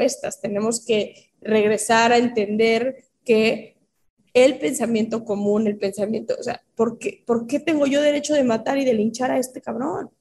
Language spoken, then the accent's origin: Spanish; Mexico; siendo una niña mexicana